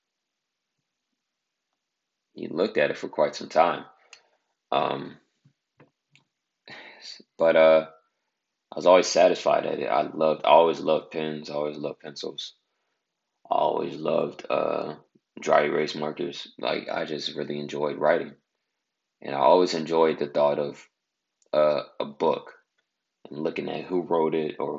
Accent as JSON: {"language": "English", "area": "Bay Area", "region": "California", "country": "United States", "said": "I'm from the Bay Area of California"}